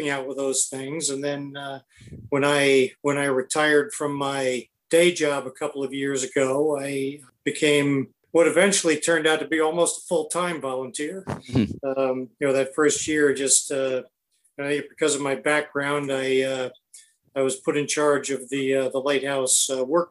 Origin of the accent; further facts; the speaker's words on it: Athens, New York, United States; growing up in Athens